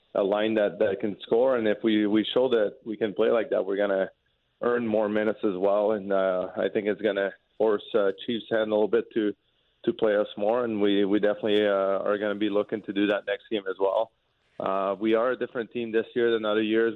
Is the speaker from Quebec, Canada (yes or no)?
yes; Quebec, Canada; first language French; English is a second language; moved away as an adult; also born or lived in Lewiston, Maine; now in St. Louis, United States; growing up in Quebec from the city that I'm from, even though it's close to the United States, we never had to speak English